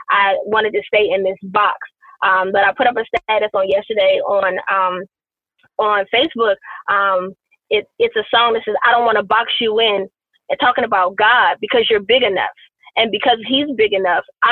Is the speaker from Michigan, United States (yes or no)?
no; Washington, District of Columbia, United States; I grew up in Southeast DC.